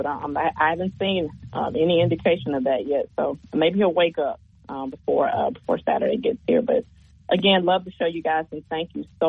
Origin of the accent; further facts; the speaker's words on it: Tuscaloosa, Alabama, United States; born and raised in Tuscaloosa.